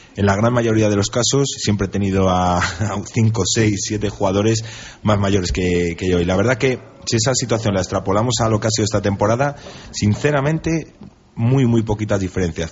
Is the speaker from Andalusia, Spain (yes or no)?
no; Valladolid, Castile and León, Spain; also born or lived in Salamanca; nacer nací en Salamanca, pero he vivido de, bueno, desde, desde, siempre en Valladolid. Me considero vallisoletano